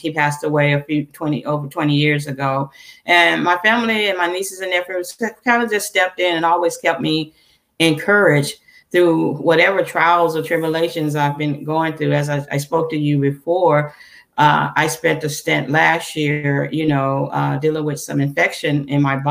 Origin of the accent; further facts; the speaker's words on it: Louisiana, United States; I'm originally from Louisiana